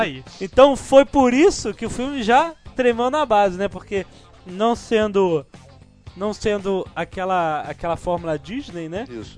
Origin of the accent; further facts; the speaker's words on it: Brazil; Eu, Brasil, Brasil